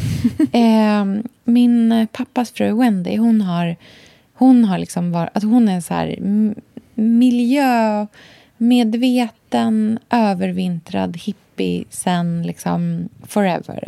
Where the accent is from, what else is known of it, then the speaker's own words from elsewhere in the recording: Australia; när jag var liten i Australien